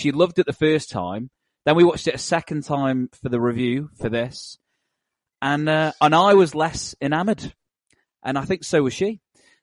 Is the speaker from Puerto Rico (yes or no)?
no; United Kingdom; as a Brit